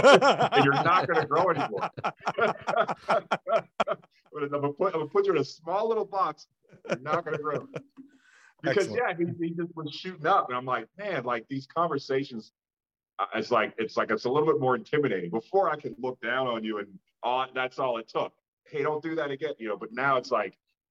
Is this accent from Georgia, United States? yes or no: no; Pittsburgh, Pennsylvania, United States; I grew up in Pittsburgh, Pennsylvania